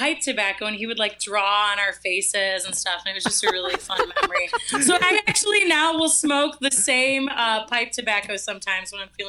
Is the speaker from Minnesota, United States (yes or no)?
yes; Minnesota, United States; I'm from Minnesota, so I guess negative 10.